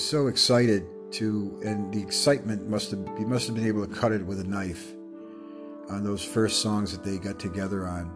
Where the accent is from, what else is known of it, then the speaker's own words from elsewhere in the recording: Rhode Island, United States; I'm from Rhode Island.